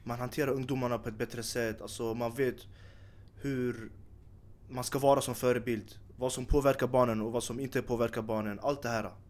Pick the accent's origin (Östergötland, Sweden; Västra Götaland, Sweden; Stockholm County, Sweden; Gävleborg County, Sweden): Stockholm County, Sweden; Stockholm; född och uppvuxen i Tensta